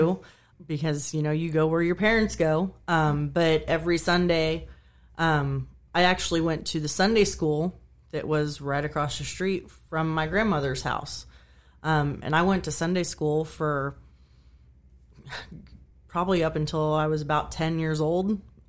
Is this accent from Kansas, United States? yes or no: yes; Kansas, United States; I grew up in Kansas.